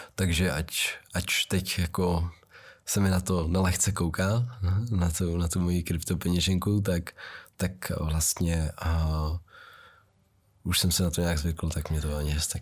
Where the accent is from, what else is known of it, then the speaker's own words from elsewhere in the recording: Czechia; já jsem vyrůstal v sídlišti v Vysoké Vítě